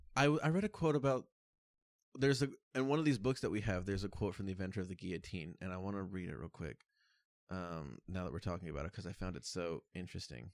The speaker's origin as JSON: {"language": "English", "country": "United States", "tie": "born or raised there", "said": "growing up in America"}